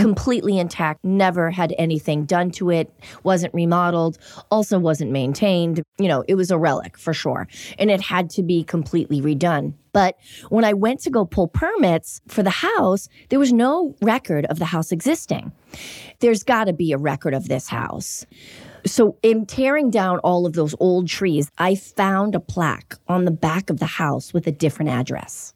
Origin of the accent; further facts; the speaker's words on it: Everett, Massachusetts, United States; also born or lived in Miami / New York City; now in Los Angeles, United States; Growing up in Boston, really close proximity to the city, and I grew up in Everett